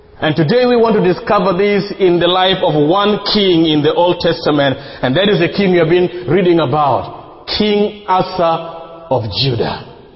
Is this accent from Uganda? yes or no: yes; Uganda; I come from Uganda